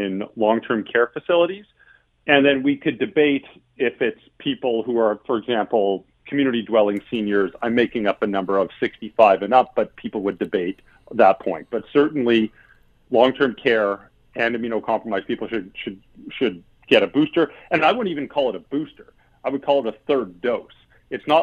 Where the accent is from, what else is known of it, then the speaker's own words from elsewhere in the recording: Alberta, Canada; moved away; I'm from Alberta. That's my home province.